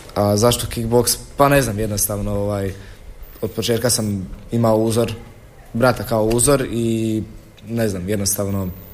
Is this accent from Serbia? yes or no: no; Široko Polje, Osijek-Baranja County, Croatia; dolazim iz Širokog polja, mjesto pored Đakova.